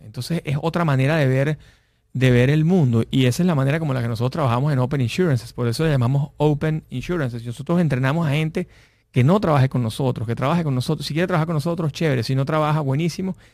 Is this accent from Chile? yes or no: no; Venezuela